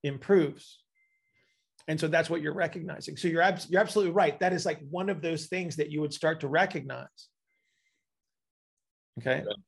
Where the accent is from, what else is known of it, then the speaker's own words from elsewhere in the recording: United States; I'm an American